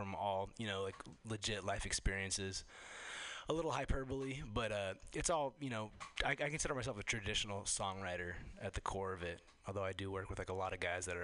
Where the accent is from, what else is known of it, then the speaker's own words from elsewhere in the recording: Los Angeles, California, United States; I come from Los Angeles originally